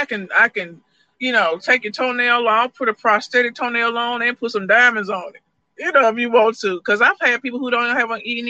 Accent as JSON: {"language": "English", "town": "Birmingham", "region": "Alabama", "country": "United States", "lives_now": "Colorado, United States", "said": "Oh man, I'm originally from Birmingham, Alabama. My stepdad was in the Air Force, so I traveled a lot. But currently, I got a place in Colorado, and I got a little place down here in Decatur."}